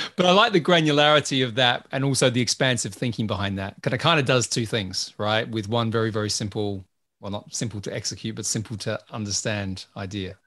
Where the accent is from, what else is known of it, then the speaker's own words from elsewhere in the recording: Australia; I'm Australian